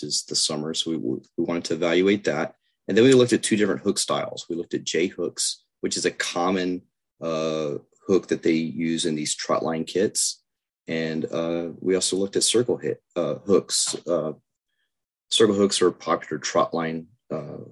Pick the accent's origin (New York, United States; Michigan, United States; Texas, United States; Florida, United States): Texas, United States; Lake Corpus Christi; growing up on Lake Corpus Christi